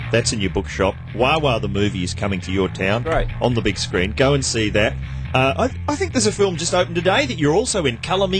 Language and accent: English; New Zealand; now in Australia; I grew up in New Zealand